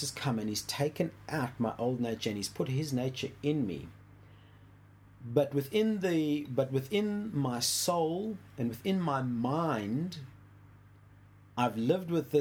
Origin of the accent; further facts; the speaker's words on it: South Africa; when I was growing up in South Africa